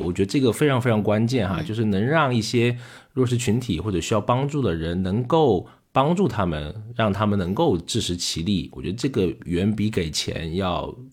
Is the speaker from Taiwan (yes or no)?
no; China; 可能我们中国人说积德也好